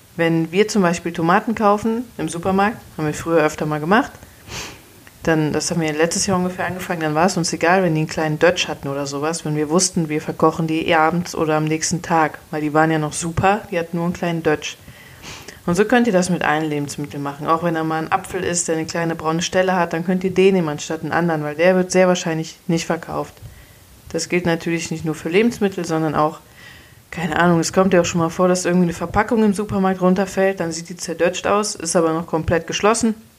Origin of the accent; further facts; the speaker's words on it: Cologne, North Rhine-Westphalia, Germany; als Kölner